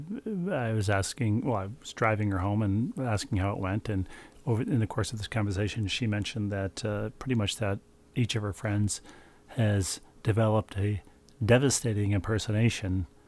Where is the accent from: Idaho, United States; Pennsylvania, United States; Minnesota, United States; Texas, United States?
Minnesota, United States; Bloomington / Richfield; It turned into Best Buy, whose headquarters were in my hometown. Well, at 494 and 35W on the Bloomington Richfield, on the lawless border regions between Bloomington and Richfield.